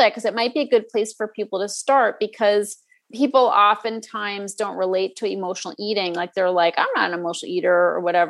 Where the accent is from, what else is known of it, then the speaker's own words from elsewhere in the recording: Northeast, United States; I grew up in the Northeast